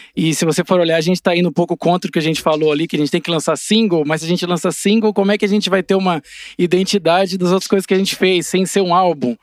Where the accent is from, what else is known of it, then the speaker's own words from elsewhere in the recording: Assis, São Paulo, Brazil; acompanhava o time de basquete lá da minha cidade, de Assis